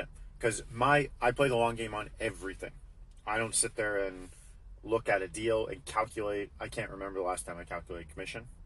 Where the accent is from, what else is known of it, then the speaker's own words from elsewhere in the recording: Alberta, Canada; I'm from Alberta.